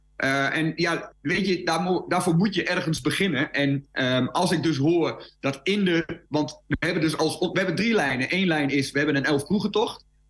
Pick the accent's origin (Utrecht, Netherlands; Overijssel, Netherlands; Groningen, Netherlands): Overijssel, Netherlands; Twente; bij ons in Twente, de Twentse spreuk en de Twentse spraak